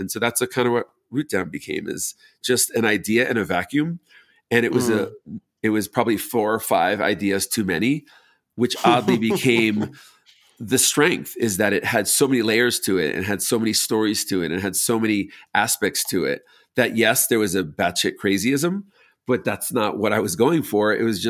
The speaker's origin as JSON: {"language": "English", "region": "New York", "country": "United States", "tie": "born or raised there", "moved": "yes", "said": "growing up in New York, I loved just repurposed old buildings."}